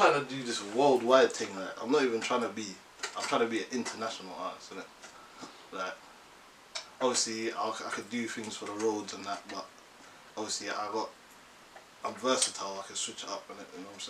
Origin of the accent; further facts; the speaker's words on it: Jamaica; moved away; Caribbean, from Jamaica. I was born there, get me, but. See, we're here, innit?